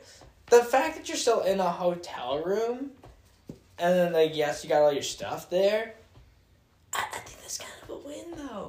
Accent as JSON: {"language": "English", "town": "Chicago", "region": "Illinois", "country": "United States", "accent": "Chicago", "said": "my Chicago accent"}